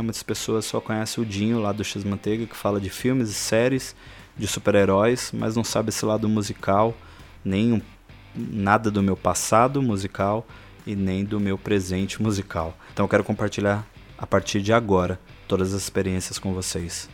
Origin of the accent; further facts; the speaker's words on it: São Paulo, Brazil; São Paulo, onde eu nasci né, e fui criado